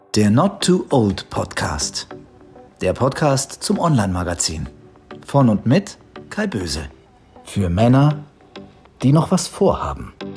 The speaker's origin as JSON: {"language": "German", "town": "Zwickau", "region": "Saxony", "country": "Germany", "said": "bei uns in Zwickau"}